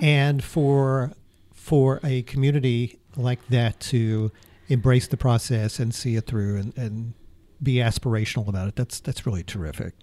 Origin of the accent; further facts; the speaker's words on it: Breckenridge, Texas, United States; moved away; my hometown, which is Breckenridge, Texas